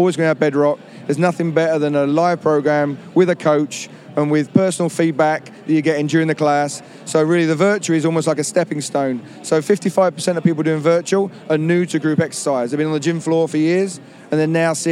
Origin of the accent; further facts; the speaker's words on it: London, United Kingdom; I'm actually from London, but trade over here in the US as well